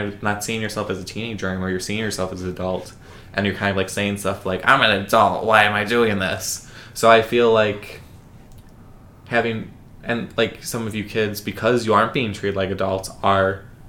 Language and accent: English; Lockport, Illinois, United States; accent: Chicago; moved away; I'm from Lockport, Illinois.